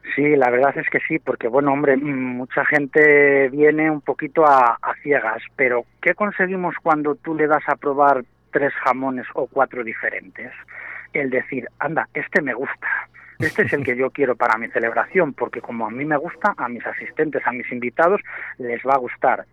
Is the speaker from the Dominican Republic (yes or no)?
no; Valladolid, Castile and León, Spain; now in Arroyo de la Encomienda, Spain; yo soy de Valladolid